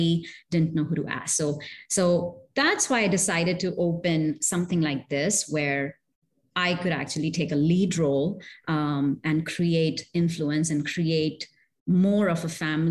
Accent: India; moved away; also born or lived in Middle East; I'm originally from India, and I've lived in the Middle East

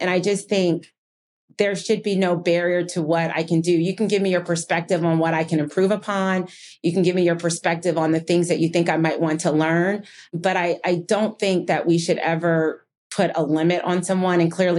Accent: New Jersey, United States; also born or lived in Rochester, New York; I was born in Rochester, New York, and moved to New Jersey. And we were long on love and short on money.

